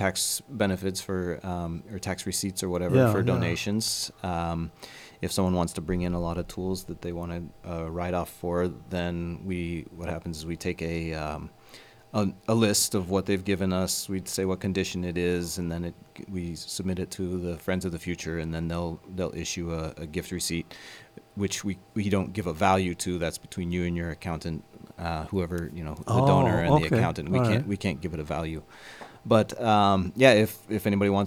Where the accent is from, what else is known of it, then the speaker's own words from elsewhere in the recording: Kamas, Utah, United States; now in North Kohala, United States; Originally, I'm from Utah.